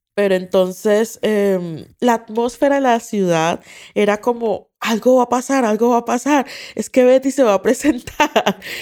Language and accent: Spanish; Colombia; moved away